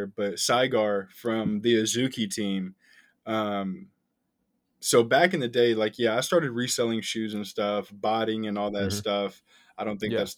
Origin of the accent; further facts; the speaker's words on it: Kentucky, United States; I'm from Kentucky.